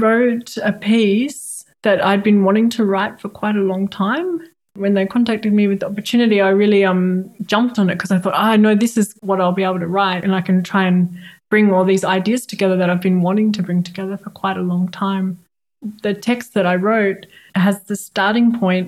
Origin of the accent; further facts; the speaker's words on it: Australia; moved away as an adult; also born or lived in Canberra; now in Berlin, Germany; being an Australian living in Berlin